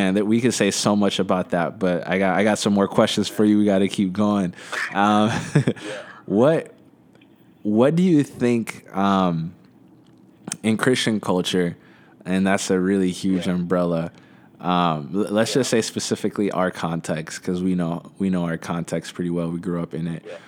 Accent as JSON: {"language": "English", "region": "Midwest", "country": "United States", "tie": "born or raised there", "said": "we're both Abishan. We grew up in the Midwest."}